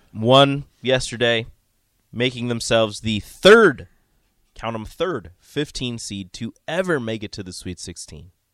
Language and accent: English; Omaha, Nebraska, United States; I was born and raised in Omaha